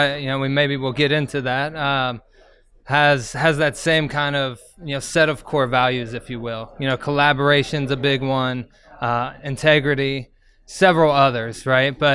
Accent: Cincinnati, Ohio, United States; I am from Cincinnati. I've been here, born and raised in Cincinnati

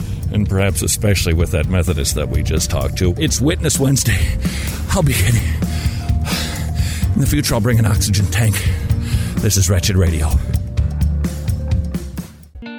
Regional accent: Minnesota, United States; now in Georgia, United States; I'm from Minnesota, and that's pretty close to Canada.

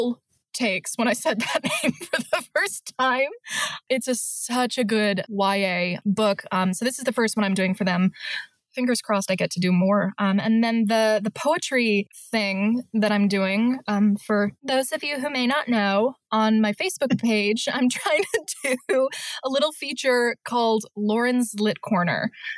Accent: Michigan, United States; I'm from Michigan.

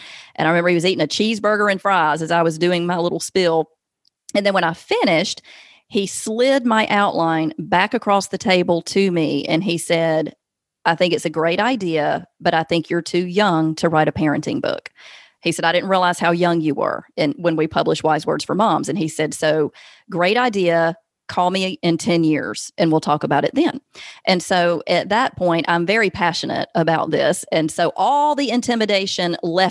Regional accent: the South, United States; accent: Southern; now in Alabama, United States; I can't hide Southern. Obviously, I'm from the South.

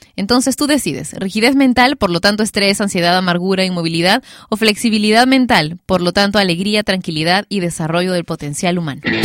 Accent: Lima, Peru; yo soy de Lima y transmitimos la radio desde Lima también

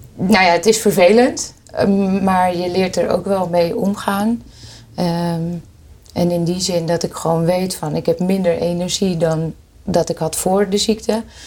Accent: Hoorn, North Holland, Netherlands; Ik kom uit Horen

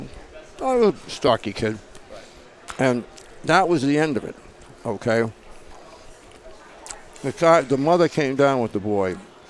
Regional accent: Boston, Massachusetts, United States; I was born and brought up in Boston. I was born at St. Margaret's Hospital.

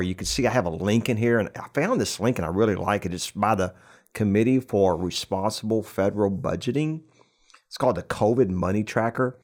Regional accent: New Braunfels, Texas, United States; right here, in my hometown of New Braunfels

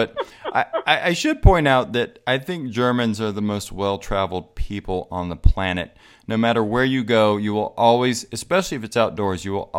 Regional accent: Southern United States, United States; But that could just be because I'm from the Confederacy.

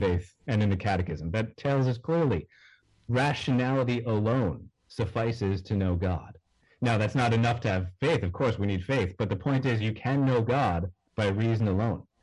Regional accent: New York, United States; I'm a knucklehead from New York.

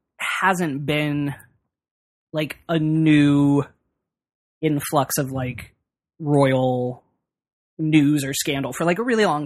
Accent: United States; also born or lived in United Kingdom; people were upset with me as an American.

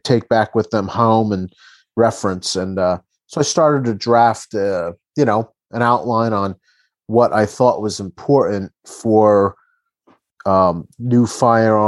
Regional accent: New Jersey, United States; I'm from Jersey

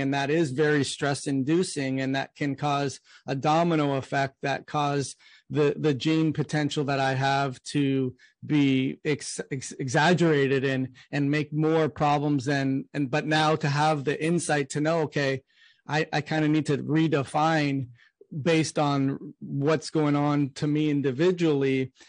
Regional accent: Canada; now in United States; I'm from Canada and I moved to the US

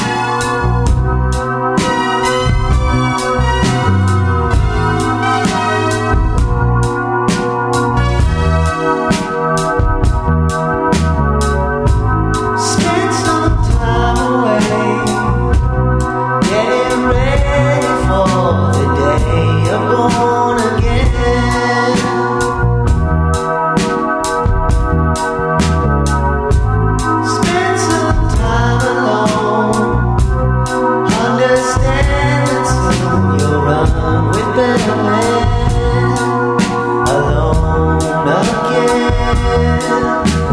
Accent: United States; I'm American

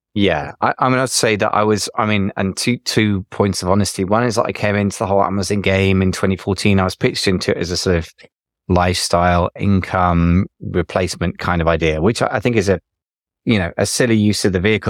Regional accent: United Kingdom; I'm British

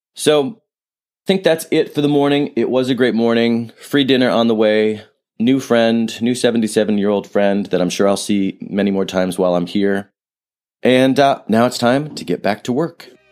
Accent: San Francisco, California, United States; I'm from San Francisco

